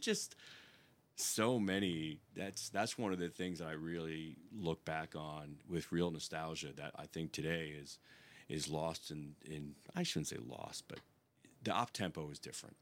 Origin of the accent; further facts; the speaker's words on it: New York, United States; moved away as an adult; I am from New York